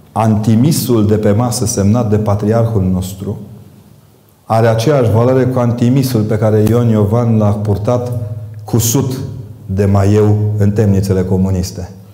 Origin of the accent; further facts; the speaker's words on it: Transylvania, Romania; eu vin din Ardeal